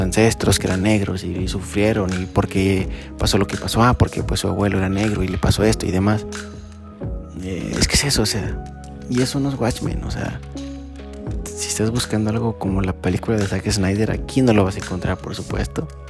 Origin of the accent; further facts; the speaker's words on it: Aguascalientes, Mexico; mi ciudad natal